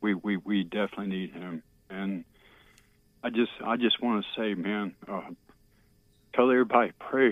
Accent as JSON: {"language": "English", "region": "Maryland", "country": "United States", "said": "I'm from Maryland, man."}